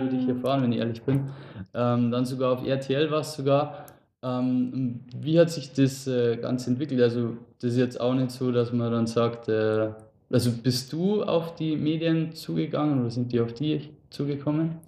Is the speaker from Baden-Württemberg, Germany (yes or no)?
no; Lower Bavaria, Germany; wir wohnen ja ursprünglich gar nicht so weit auseinander. also wir sind beide aus dem Raum Niederbayern